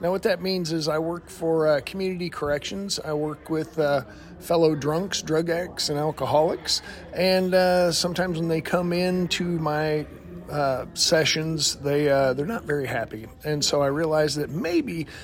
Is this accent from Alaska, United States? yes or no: no; Greencastle, Indiana, United States; I'm from Greencastle, Indiana, right in the middle of nowhere